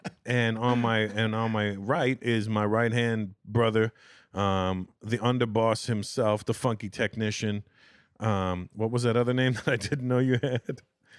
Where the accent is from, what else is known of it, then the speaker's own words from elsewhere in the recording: Canada; Well, you're Haitian. I'm Canadian, so they're either coming to get you or me.